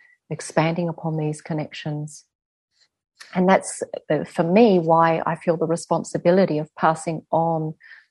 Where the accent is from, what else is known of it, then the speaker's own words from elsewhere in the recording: Adelaide, South Australia, Australia; in our culture here as Aboriginal Australian people